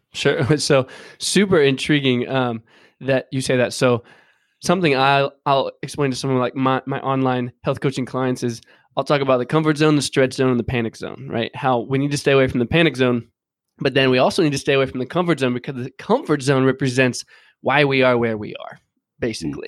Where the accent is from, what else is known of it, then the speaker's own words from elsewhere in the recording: Dayton, Ohio, United States; I grew up in Dayton